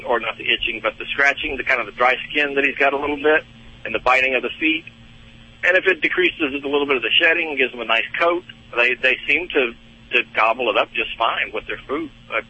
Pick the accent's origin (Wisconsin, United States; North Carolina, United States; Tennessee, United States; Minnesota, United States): North Carolina, United States; Yeah, we're from North Carolina. We're on the way to Massachusetts.